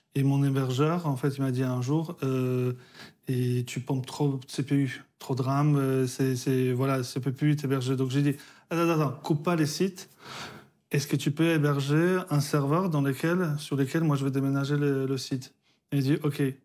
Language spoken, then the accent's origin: French; Poland; moved away; je suis né en Pologne, communiste